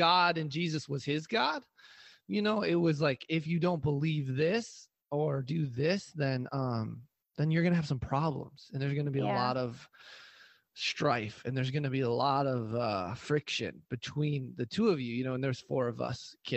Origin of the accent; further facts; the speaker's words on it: Midwest, United States; from the Midwest portion of the geography of America